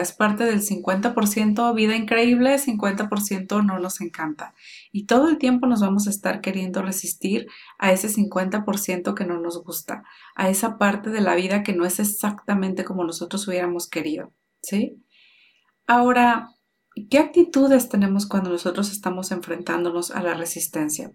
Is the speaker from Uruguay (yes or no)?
no; Mexico; nací en México con papás mexicanos